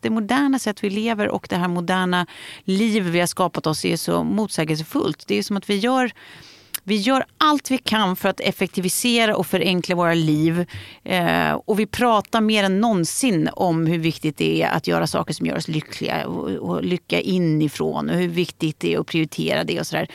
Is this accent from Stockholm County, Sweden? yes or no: yes; Lidingö, Stockholm County, Sweden; jag växte upp på Lidingö och det var ju ändå nära stan